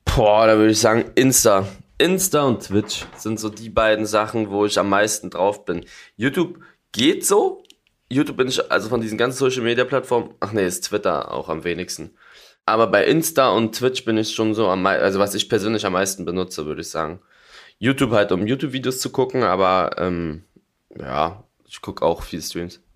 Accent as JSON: {"language": "German", "region": "Berlin", "country": "Germany", "said": "als Berliner"}